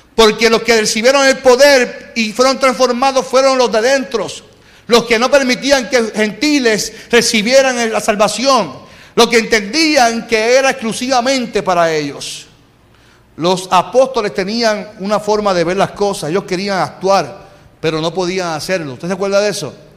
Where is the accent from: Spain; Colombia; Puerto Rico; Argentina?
Puerto Rico; usted y yo que somos boricuas